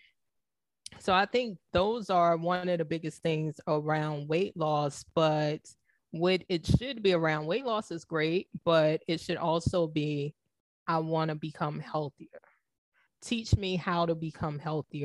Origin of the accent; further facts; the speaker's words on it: the South, United States; growing up in the South, most of my family were heavy set people